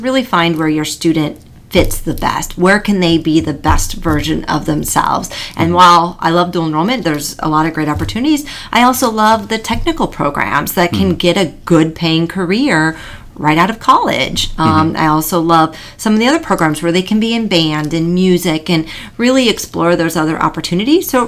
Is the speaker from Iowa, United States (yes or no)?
yes; Iowa, United States; moved away as an adult; now in Florida, United States; I'm originally from Iowa